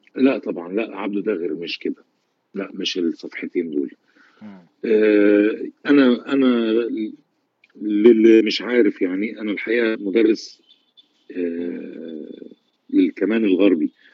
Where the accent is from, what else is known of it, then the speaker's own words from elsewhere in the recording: Egypt; عندنا في مصر